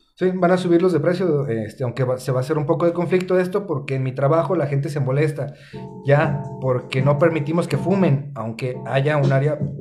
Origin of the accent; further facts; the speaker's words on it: Mexico; Como mexicanos, como sociedad